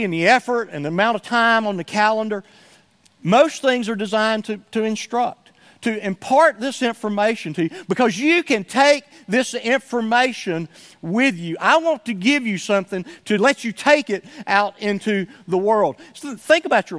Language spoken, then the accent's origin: English; Somerville, United States; born or raised there; moved away